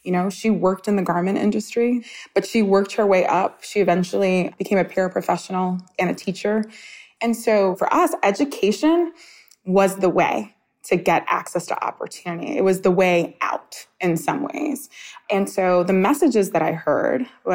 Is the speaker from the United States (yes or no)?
yes; New York City, New York, United States; I grew up in Coney Island, Brooklyn